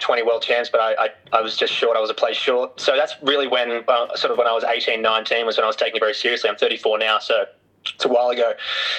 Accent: Australia; also born or lived in Europe / Singapore; I'm from Australia

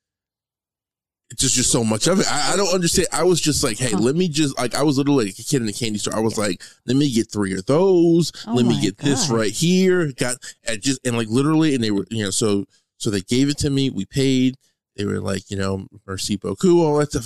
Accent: United States; I'm American

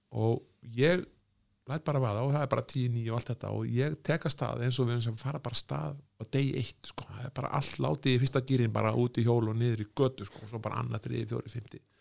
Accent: Iceland; þegar ég var að vinna í Östjó að ég er frá Íslandi

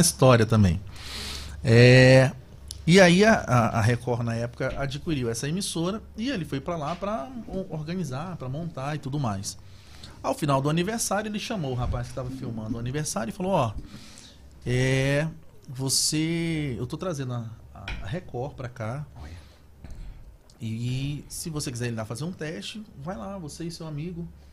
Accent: Belém, Pará, Brazil; accent: paraense; moved away as an adult; also born or lived in Macapá / São Paulo / Salvador / Itabuna; Eu sou natural de Belém do Pará

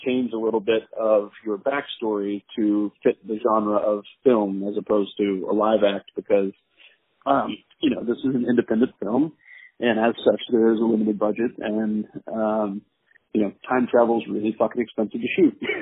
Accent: Jacksonville, Florida, United States; moved away as an adult; also born or lived in Pennsylvania; now in New York, United States; I grew up mostly in Jacksonville, Florida, um, but I uh, have lived in New York now for 16 years.

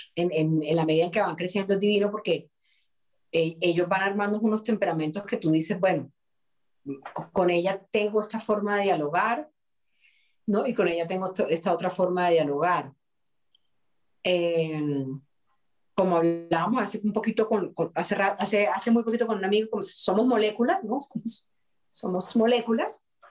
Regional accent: Colombia; nosotros como actores colombianos

